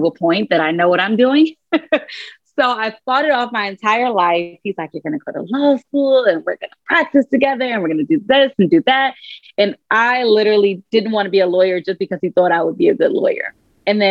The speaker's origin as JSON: {"language": "English", "town": "Dallas", "region": "Texas", "country": "United States", "tie": "born or raised there", "also_born_or_lived": "Washington, D.C.", "moved": "as an adult", "lives_now": "New York City, United States", "said": "I'm originally from Dallas, Texas"}